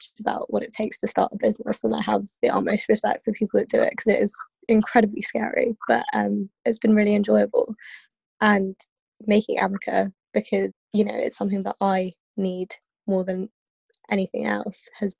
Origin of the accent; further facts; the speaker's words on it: London, United Kingdom; also born or lived in Kenya; I'm from London. I've lived here for, I think, since 2001-ish now that I moved here with my family. Before that, I was in Kenya